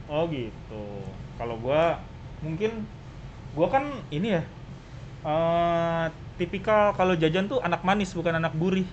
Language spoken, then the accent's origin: Indonesian; Bekasi, West Java, Indonesia; gua kan warga Bekasi